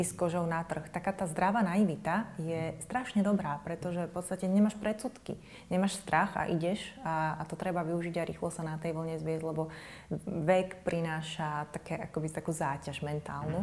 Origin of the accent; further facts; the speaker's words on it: Trnava, Trnava Region, Slovakia; v Trnavskom amfiteátri v mojom rodnom meste